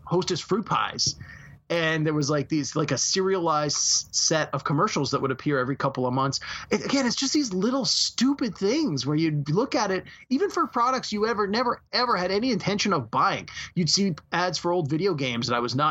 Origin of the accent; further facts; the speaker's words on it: Canada; as a Canadian